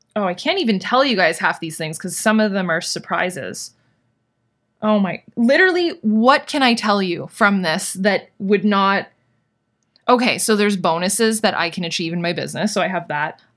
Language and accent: English; Canada; I'm Canadian